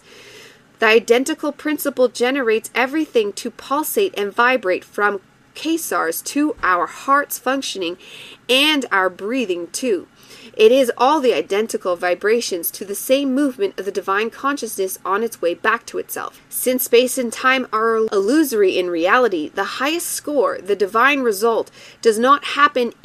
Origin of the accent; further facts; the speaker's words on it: Canada; I have French blood, so I take delight in being involved in it again as a Canadian